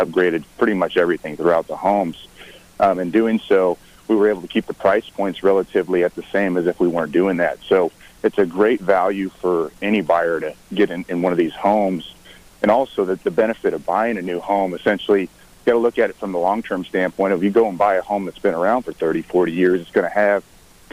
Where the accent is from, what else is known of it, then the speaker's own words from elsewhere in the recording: Imperial County, California, United States; moved away as an adult; now in Central Coast, California, United States; originally I'm from the Imperial County, but I made my way up here to Cal Poly